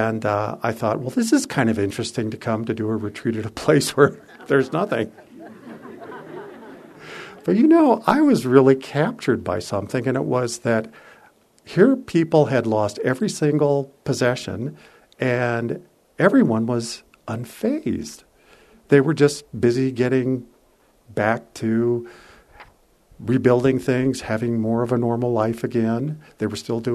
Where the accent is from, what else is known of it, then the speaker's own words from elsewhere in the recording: San Francisco, California, United States; I was from San Francisco